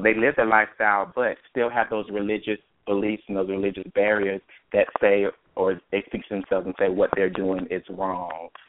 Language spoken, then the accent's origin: English; Myrtle Beach, South Carolina, United States; moved away as an adult; also born or lived in Atlanta; now in Maryland, United States; I from Myrtle Beach, South Carolina